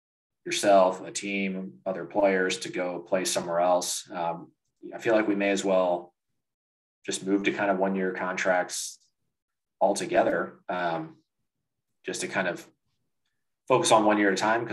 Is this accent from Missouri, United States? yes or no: yes; St. Louis, Missouri, United States; we're all pretty much local, born and raised in St. Louis.